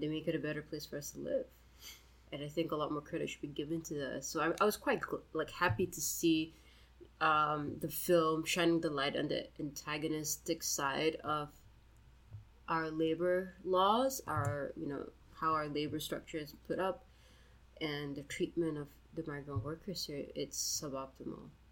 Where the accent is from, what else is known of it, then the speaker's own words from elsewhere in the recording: Singapore; As a Singaporean